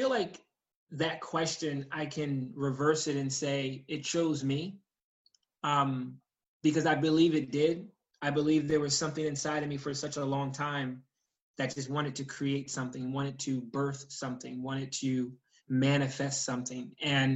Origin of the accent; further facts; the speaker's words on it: New York, United States; I grew up in New York State